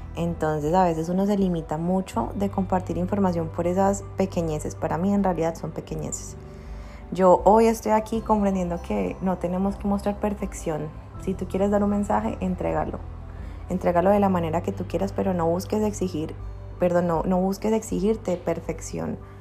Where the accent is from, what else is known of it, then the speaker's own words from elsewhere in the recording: Cali, Valle del Cauca, Colombia; also born or lived in Bogotá; soy de Cali, de Colombia. Eh, ¿Qué más les cuento? No, pues nací acá y he vivido toda mi vida acá